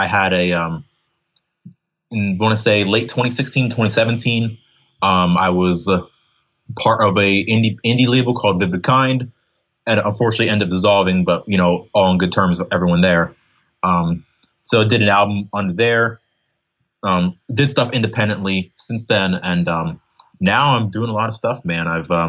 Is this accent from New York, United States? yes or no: no; Pennsylvania, United States; also born or lived in Philadelphia, United States; Right now I'm living right hopping between Roarsford and Philadelphia, Pennsylvania. I'm basically like a Pennsylvania kid. I've lived in a bunch of places in this state.